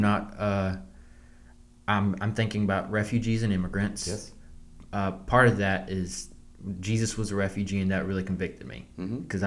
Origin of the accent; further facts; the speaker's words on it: the South, United States; growing up in the South, you it's normal for people to go hunt.